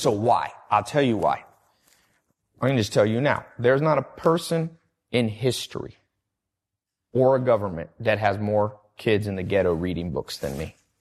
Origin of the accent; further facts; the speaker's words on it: Long Beach, California, United States; also born or lived in North Carolina / San Diego; I'm from Long Beach, ghetto part